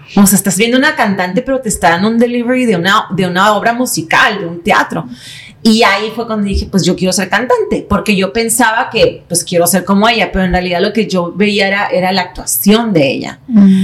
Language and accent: Spanish; San Diego, California, United States; also born or lived in Tijuana, Mexico; nací en San Diego por pura casualidad